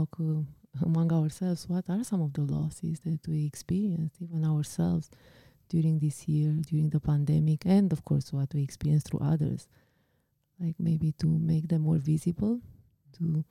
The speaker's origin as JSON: {"language": "English", "country": "Romania", "tie": "born or raised there", "moved": "yes", "said": "my home country, in my country of origin, I guess you would call it, right? Like Romania."}